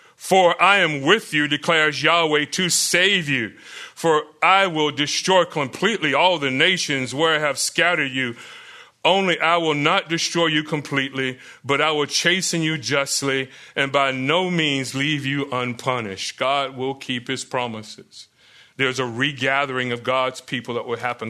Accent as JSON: {"language": "English", "region": "Florida", "country": "United States", "tie": "born or raised there", "said": "Growing up in Florida"}